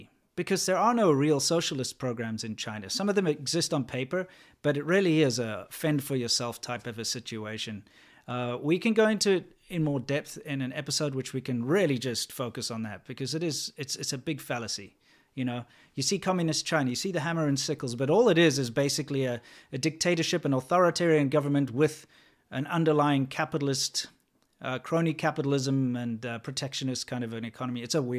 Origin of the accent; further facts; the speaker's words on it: South Africa; I grew up in South Africa, kind of on the farms and that sort of thing.